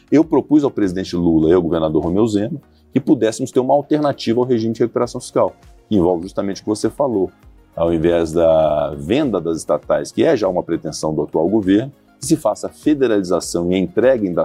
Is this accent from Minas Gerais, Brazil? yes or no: yes; Minas Gerais, Brazil